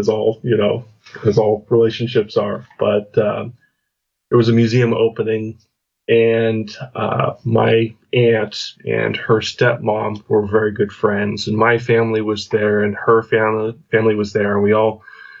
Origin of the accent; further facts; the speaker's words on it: Spokane, Washington, United States; moved away; also born or lived in Florida / Arizona / Virginia / Portland, Oregon; I'm from the Pacific Northwest in the U.S. originally, a little city called Spokane, Washington